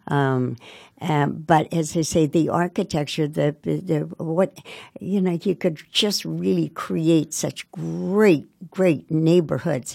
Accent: Montclair, New Jersey, United States; now in Newark, United States; I grew up in Montclair. My parents were born in Ireland.

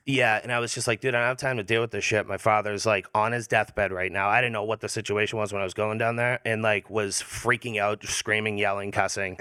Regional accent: Hanover, Massachusetts, United States; Hanover. Hanover, Mass.

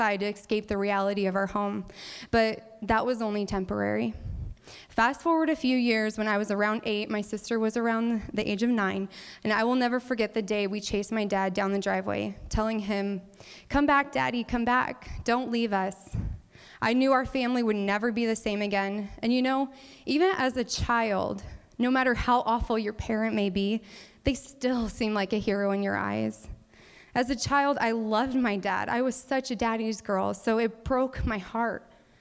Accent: Cordova, Nebraska, United States; I grew up in Cordova, Nebraska, a very, very small village, yes, a village, of about 140 people in the more eastern part of the state.

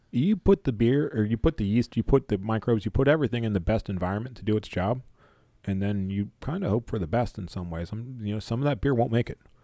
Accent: Maryland, United States; I'm born and raised in Maryland

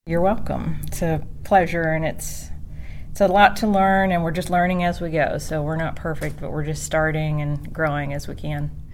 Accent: Cincinnati, Ohio, United States; born or raised there; moved away; also born or lived in Sevier County, Tennessee

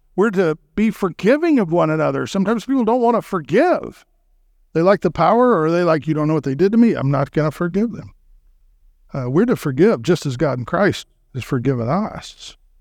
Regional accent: Texas, United States; I'm from Texas

